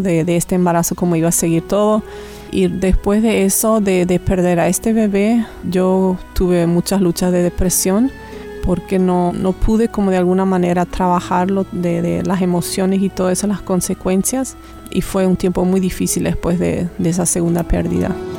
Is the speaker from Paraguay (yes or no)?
yes; Paraguay; moved away as an adult; now in Canada; hace casi cuatro años que vivimos por Canadá y originalmente soy de Paraguay también